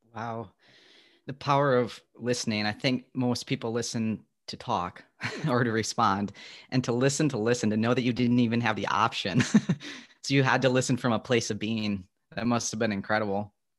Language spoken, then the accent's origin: English; Midwest, United States; I'm from the Midwest where there's the Great Lakes